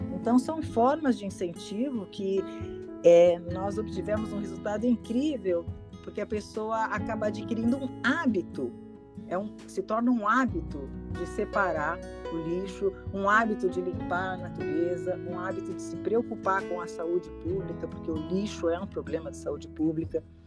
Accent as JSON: {"language": "Portuguese", "region": "São Paulo", "country": "Brazil", "also_born_or_lived": "São Vicente / Piedade", "said": "Sou paulistana, tenho 58 anos"}